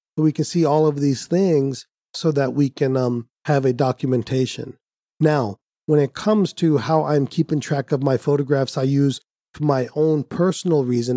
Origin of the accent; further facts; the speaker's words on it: India; Being Indian